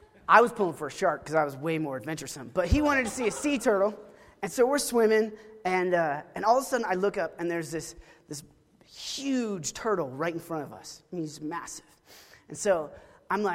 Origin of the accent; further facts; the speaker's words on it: Oklahoma, United States; I grew up in Oklahoma